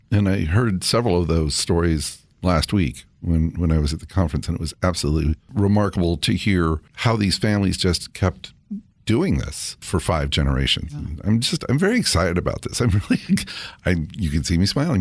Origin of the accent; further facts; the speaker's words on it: California, United States; I grew up in California